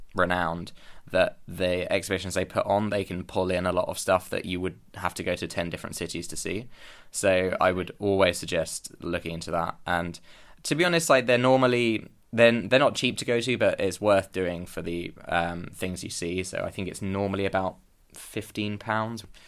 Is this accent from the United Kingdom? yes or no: yes; London, United Kingdom; moved away as an adult; now in Copenhagen, Denmark; I'm originally from London and I moved to Copenhagen in August to start my masters